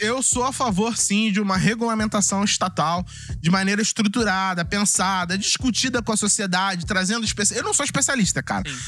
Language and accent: Portuguese; Brazil; a gente é brasileiro